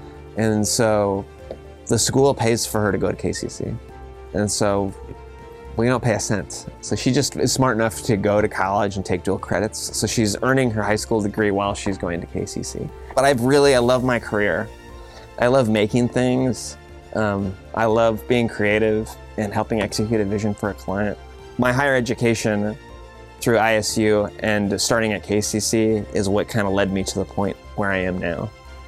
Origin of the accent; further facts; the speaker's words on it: Kankakee, Illinois, United States; I'm born and raised in Kankakee, Illinois. I grew up on Chicago Avenue in the historical district.